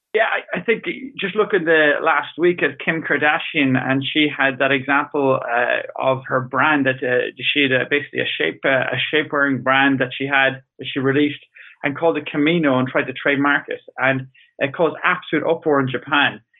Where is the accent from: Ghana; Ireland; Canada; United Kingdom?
Ireland; I'm Irish